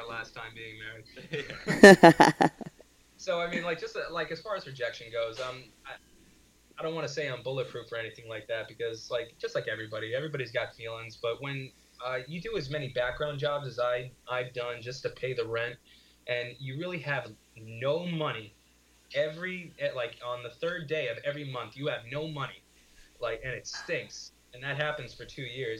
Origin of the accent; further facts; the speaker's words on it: Orange County, New York, United States; moved away as an adult; also born or lived in Brooklyn, New York; now in Astoria, Queens, New York, United States; We were raised in Orange County